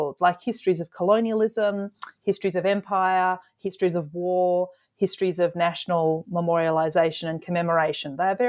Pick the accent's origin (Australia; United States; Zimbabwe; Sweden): Australia; I'm an Australian historian working in Australia with Australian material